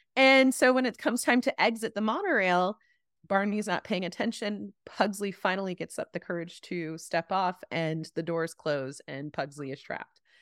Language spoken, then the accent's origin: English; Chapel Hill, North Carolina, United States; I grew up in Chapel Hill